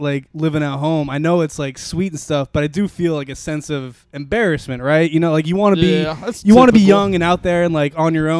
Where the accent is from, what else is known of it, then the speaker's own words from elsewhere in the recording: Arlington, Virginia, United States; also born or lived in Richmond, Virginia; I'm from Virginia, man. I'm from Arlington, Virginia.